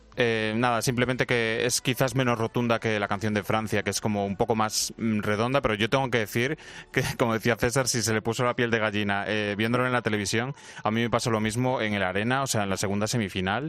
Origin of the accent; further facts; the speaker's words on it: Spain; a España no nos votan